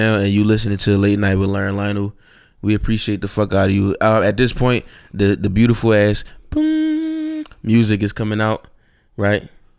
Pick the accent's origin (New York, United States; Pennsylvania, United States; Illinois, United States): Pennsylvania, United States; Philadelphia; I'm the boy from Philly